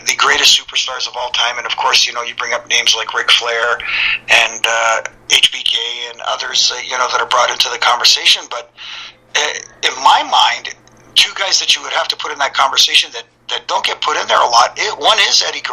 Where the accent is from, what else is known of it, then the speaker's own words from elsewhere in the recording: Toronto, Ontario, Canada; Canadian kids from the Toronto area